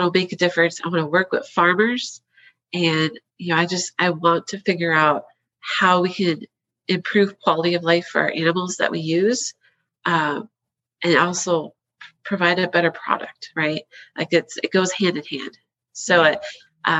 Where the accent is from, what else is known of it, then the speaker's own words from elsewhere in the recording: Wisconsin, United States; moved away; I'm originally from Wisconsin. I've got dairy in my blood from the get-go. So I grew up on a small dairy farm